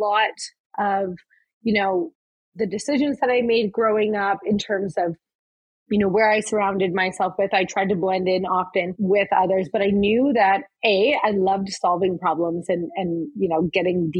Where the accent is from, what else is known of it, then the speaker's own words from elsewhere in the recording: Cornwall, Ontario, Canada; I was born and raised in Cornwall, Ontario